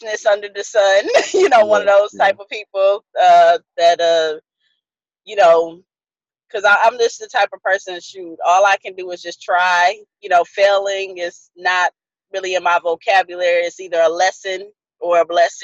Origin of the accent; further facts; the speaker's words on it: upstate New York, United States; also born or lived in San Antonio, Texas; now in Texas, United States; I was born in San Antonio, but before I even turned one, we moved to upstate New York. So most of my childhood, I was raised, you know, there.